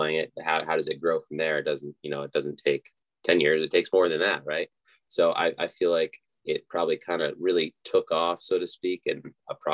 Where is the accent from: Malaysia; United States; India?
United States; Laytonsville, Maryland; born or raised there